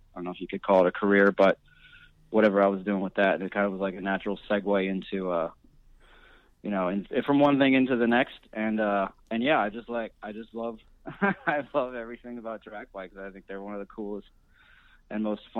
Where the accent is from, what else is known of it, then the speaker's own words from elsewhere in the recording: Rochester, New York, United States; also born or lived in Southern California; now in Philadelphia, United States; I came here by way of Southern California, but actually grew up in upstate New York in a city called Rochester.